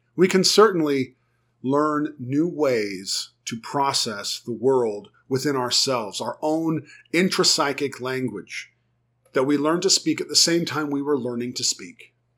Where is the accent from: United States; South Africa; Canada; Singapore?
United States; first language English; also born or lived in Germany; I was teaching other Americans how to speak German